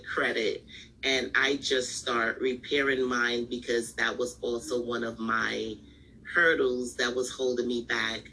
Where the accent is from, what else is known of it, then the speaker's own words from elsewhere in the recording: New York, United States; I'm from New York. I live in New York.